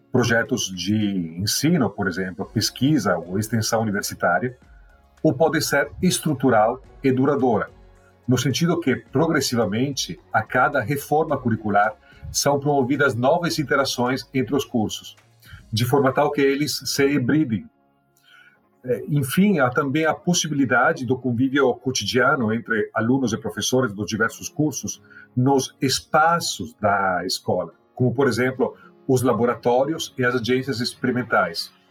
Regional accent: Italy; Portuguese is a second language; moved away as an adult; now in Brazil; Eu ainda estava na Itália, sou italiano. Era doutorando no Politécnico de Milão.

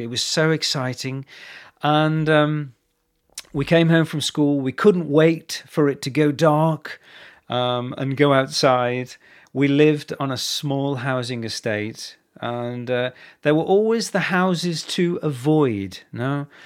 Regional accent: England, United Kingdom; born or raised there

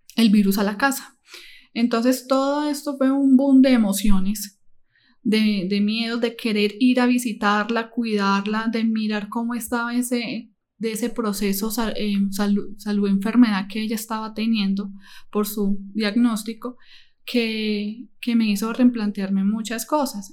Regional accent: Medellín, Antioquia, Colombia; now in Cali, Colombia; yo no soy de Cali, yo soy de la ciudad de Medellín. Mi familia, mis padres se encontraban en tal ciudad

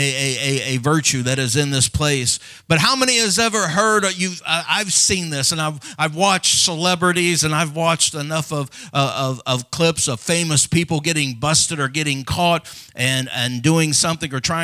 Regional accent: Madison, Illinois, United States; as the smallest boy in my school growing up in Madison, Illinois, just Madison Public School

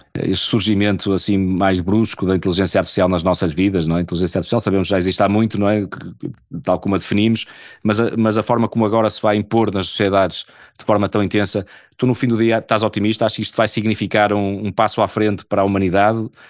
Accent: Portugal; enquanto portugueses

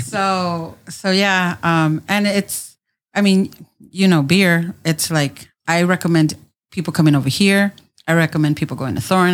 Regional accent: San Diego, California, United States; born and raised in San Diego

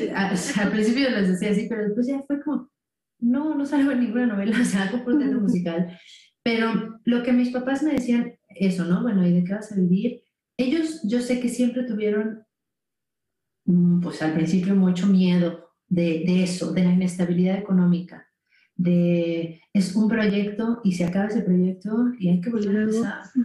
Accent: San Luis Potosí, Mexico; moved away as an adult; now in Mexico City, Mexico; es un estado, bueno, una ciudad que está dentro del estado de San Luis Potosí, que está un poco al norte de la Ciudad de México, ¿no? Eh, yo ahí viví hasta los 18 años

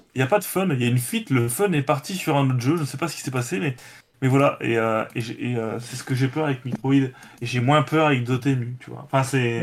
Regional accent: France; chez nous en France

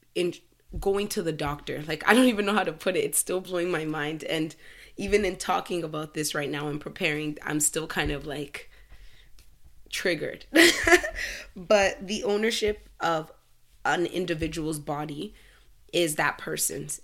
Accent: Canada; I'm Canadian. I was born in Canada

